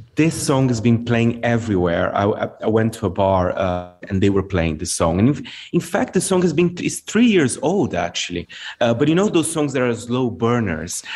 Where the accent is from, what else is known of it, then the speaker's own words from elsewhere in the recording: Brazil; moved away; my home country